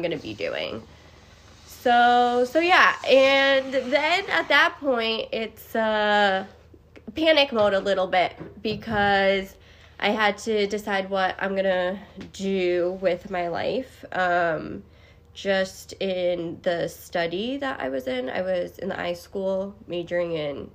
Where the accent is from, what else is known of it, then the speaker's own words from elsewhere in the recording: Auburn, Massachusetts, United States; My hometown is Auburn, Massachusetts